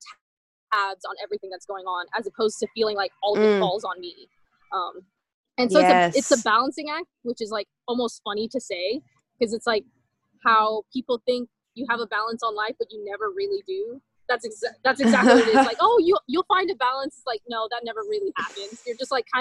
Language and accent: English; Southern Louisiana, United States; I was raised in Southern Louisiana, and I was one of the very few people from El Salvador that I knew